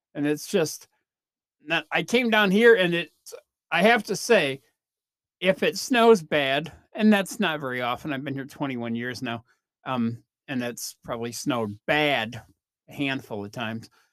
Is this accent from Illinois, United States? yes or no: yes; Chicago, Illinois, United States; now in Oklahoma, United States; growing up in Chicago